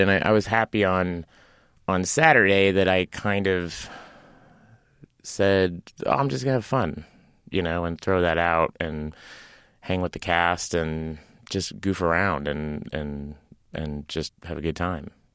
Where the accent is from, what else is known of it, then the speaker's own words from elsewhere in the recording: Tulsa, Oklahoma, United States; moved away as an adult; also born or lived in Los Angeles; I grew up in Tulsa, Oklahoma